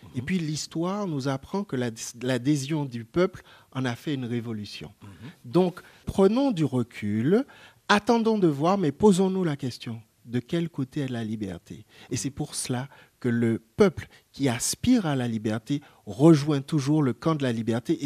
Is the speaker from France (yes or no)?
yes; France; also born or lived in Martinique; en tant que Français